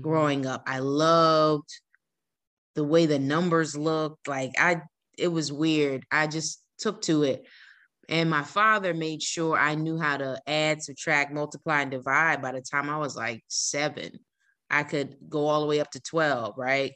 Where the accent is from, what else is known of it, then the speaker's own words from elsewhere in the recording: New Jersey, United States; moved away as an adult; I'm from New Jersey